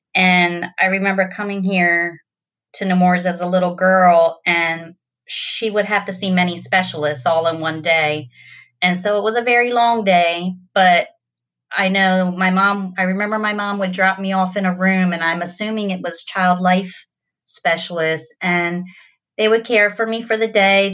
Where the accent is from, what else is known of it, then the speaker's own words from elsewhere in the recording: Delaware, United States; I was born and raised in Delaware my whole life